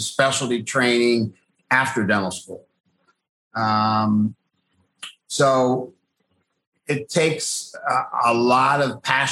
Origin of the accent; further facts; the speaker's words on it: Akron, Ohio, United States; also born or lived in St. Louis; I was born and raised in West Akron